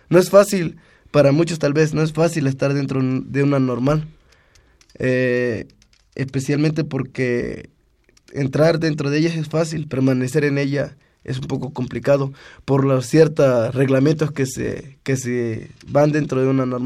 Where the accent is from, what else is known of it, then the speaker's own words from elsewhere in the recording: Ometepec, Costa Chica, Guerrero, Mexico; de, aquí, de, del, estado de Guerrero, de la Costa Chica.